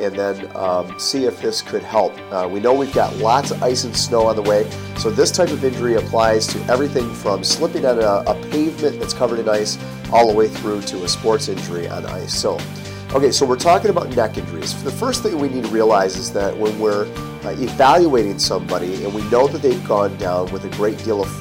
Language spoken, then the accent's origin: English; Michigan, United States; Michigan, my home state